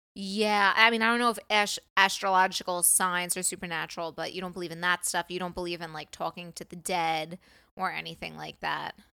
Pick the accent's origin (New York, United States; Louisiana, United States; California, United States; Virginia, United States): New York, United States; I'm from New York